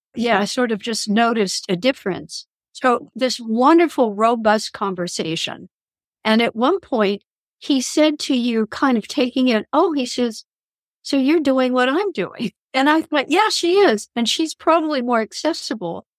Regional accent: Kansas, United States; I'm from Kansas

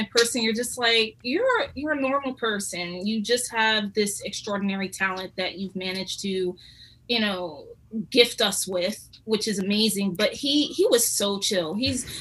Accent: Philadelphia, Pennsylvania, United States; also born or lived in United Kingdom; I grew up in Philly

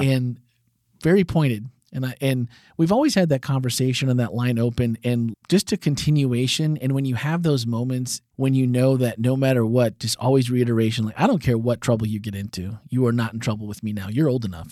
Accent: Wisconsin, United States; growing up in Wisconsin

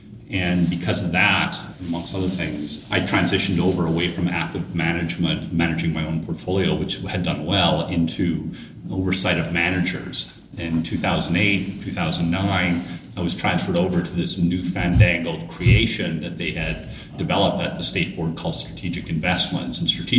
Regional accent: Canada; now in United States; Well, yes, being a Canadian citizen, living in Florida has always been a dream, most Canadians.

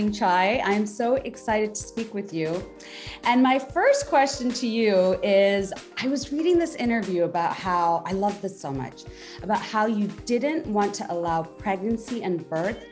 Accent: Bangladesh; now in United States; I grew up in Bangladesh. Now I've been living here for so long. I still can't say that I'm American

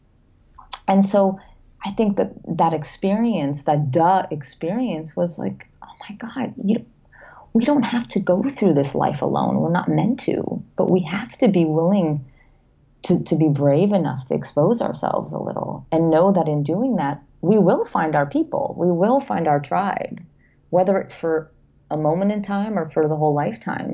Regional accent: London, United Kingdom; now in Los Angeles, United States; I was born in London, moved here

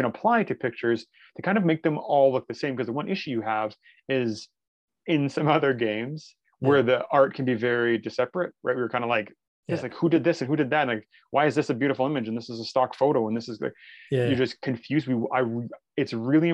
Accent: Canada; I'm Canadian.

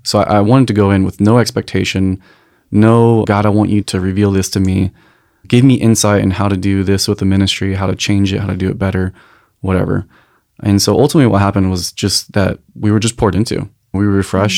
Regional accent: Encinitas, California, United States; moved away; also born or lived in North Carolina; I was raised in Encinitas

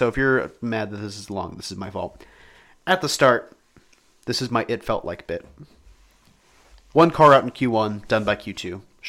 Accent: United States

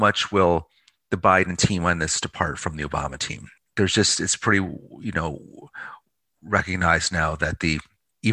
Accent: Pittsfield, Massachusetts, United States; now in Baltimore, United States; my hometown of Pittsfield, Mass, you know, GE town, former GE town, Western Mass

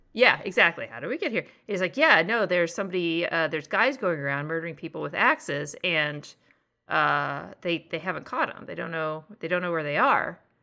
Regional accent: northern Texas, United States; born or raised there; moved away

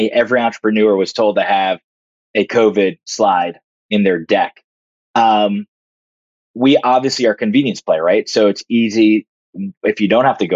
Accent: New Jersey, United States; also born or lived in Greenpoint, Brooklyn, New York; He moved us out to Jersey

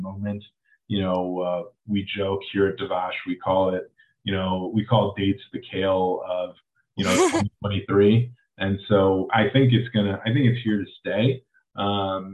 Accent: Cleveland, Ohio, United States; now in Los Angeles, United States; I grew up in Cleveland

